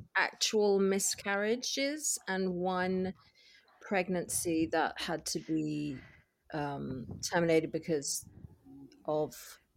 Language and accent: English; England, United Kingdom; now in Los Angeles, United States; I'm from England, but I live in LA.